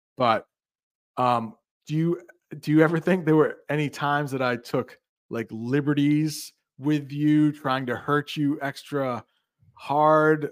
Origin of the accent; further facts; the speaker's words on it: United States; as an American